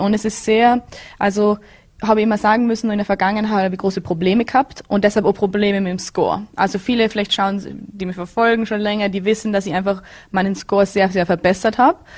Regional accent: Bregenz, Vorarlberg, Austria; moved away as an adult; now in Florida, United States; Ich bin, ich komme aus Bregenz

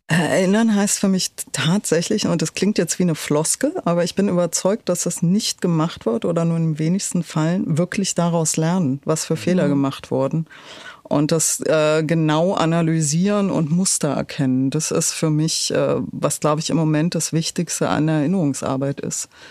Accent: Berlin, Germany; ich bin in Pankow aufgewachsen

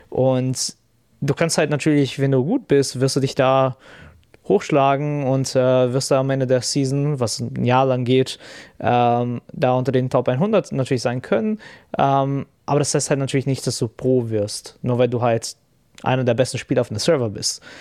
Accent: Brazil; German is a second language; now in Germany; ich komme ja auch aus Brasilien

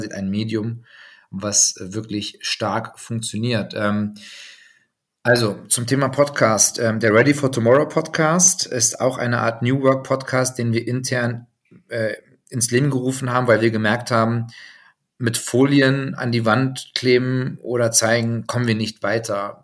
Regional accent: Hildesheim, Lower Saxony, Germany; Ich bin geboren in Hildesheim. Das heißt, wenn man die Deutschlandkarte sich vor Augen führt, ähm, so, ich sag mal, Mitte bis eher Norden sagen, bei Hannover, ähm, groß geworden

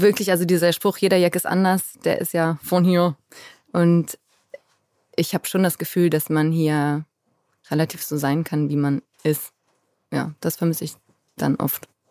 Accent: Cologne, North Rhine-Westphalia, Germany; moved away as an adult; also born or lived in Bergisch Gladbach / Berlin / Hanover; bin aber natürlich in Köln aufgewachsen

